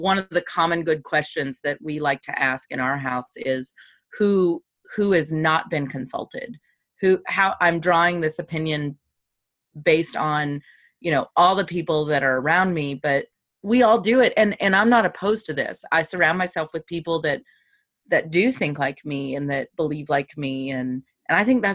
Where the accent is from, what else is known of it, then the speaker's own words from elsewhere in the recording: Kentucky, United States; moved away; I'm from Kentucky